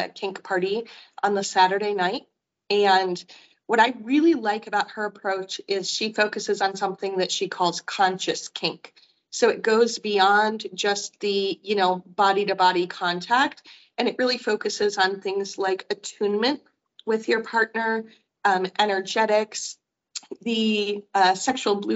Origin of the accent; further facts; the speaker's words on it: Michigan, United States; moved away; I grew up in Michigan